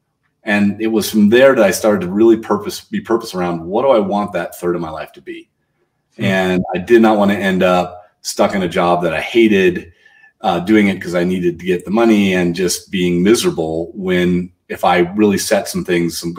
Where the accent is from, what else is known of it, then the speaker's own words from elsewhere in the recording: Toledo, Ohio, United States; I grew up in Toledo, Ohio